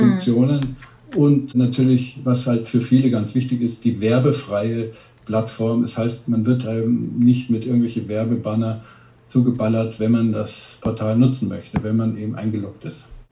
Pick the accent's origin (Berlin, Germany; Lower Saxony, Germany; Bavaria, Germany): Bavaria, Germany; ich bin ja aus Bayern